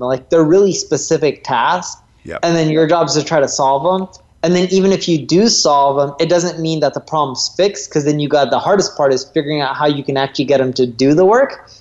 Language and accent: English; North Orange County, California, United States; born or raised there